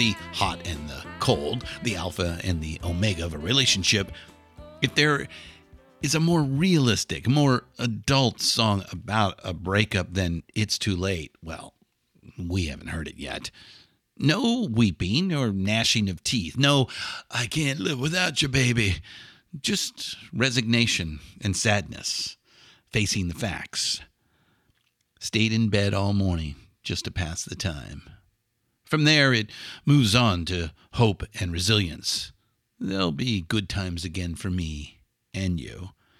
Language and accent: English; California, United States; We just happen to remember this because we grew up in SoCal in the 1970s.